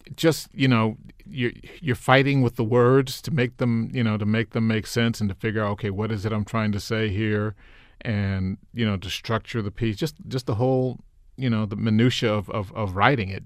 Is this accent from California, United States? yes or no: yes; Los Angeles, California, United States; moved away as an adult; also born or lived in Miami; now in Maryland, United States; I grew up in L A, I grew up in South L